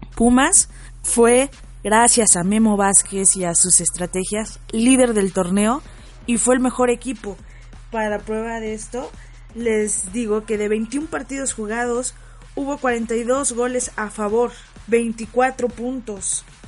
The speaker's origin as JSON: {"language": "Spanish", "country": "Mexico"}